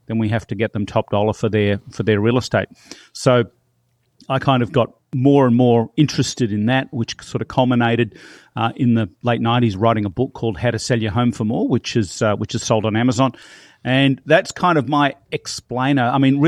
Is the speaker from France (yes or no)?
no; Melbourne, Victoria, Australia; now in Toronto, Canada; I'm originally from Melbourne, Australia. And I moved here about 10 years ago